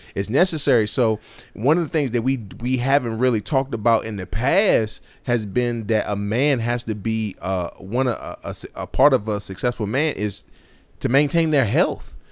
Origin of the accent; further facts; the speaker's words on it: Martinsville, United States; growing up in Martinsville, maybe Drew, uh, so for the listeners who don't necessarily know this, me and Drew grew up in the same, um, same city, same county